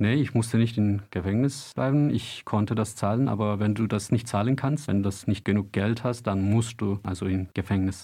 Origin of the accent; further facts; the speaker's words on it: Turkey; German is a second language; now in Germany; ich viele Freunde und meine Familie in der Türkei haben